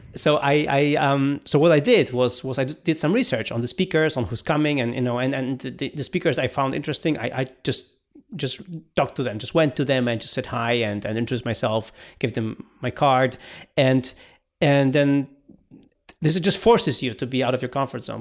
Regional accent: Poland; we are a developer from Poland, from Central Eastern Europe

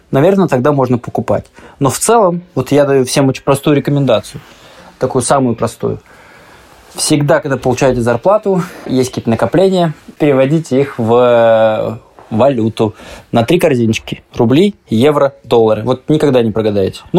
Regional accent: Russia; я типичный россиянин.

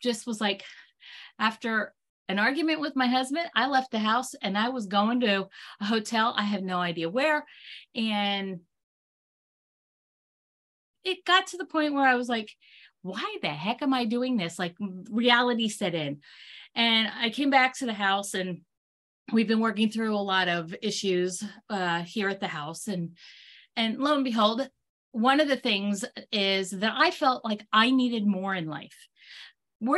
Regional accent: Pennsylvania, United States; I hail from Pennsylvania

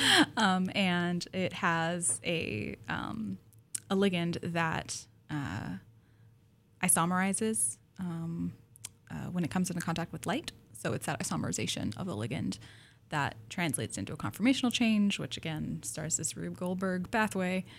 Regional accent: Pacific Northwest, United States; I grew up in the Pacific Northwest

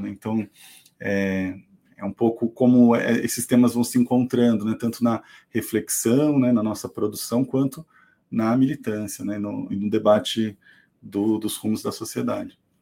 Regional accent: Salto, São Paulo, Brazil; moved away as an adult; also born or lived in Campinas; now in ABC Paulista, Brazil; Eu nasci em Salto, aqui no interior de São Paulo

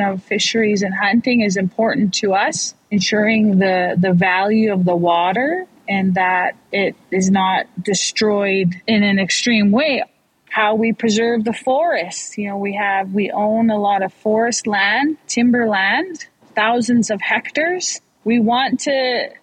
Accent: Snuneymuxw First Nation, British Columbia, Canada; I come from Sonamuch First Nation

